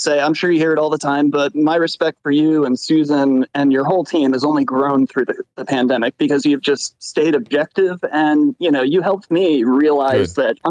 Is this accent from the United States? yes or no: yes; New Jersey, United States; now in Philadelphia, United States; I grew up in New Jersey, but I live in Philadelphia now.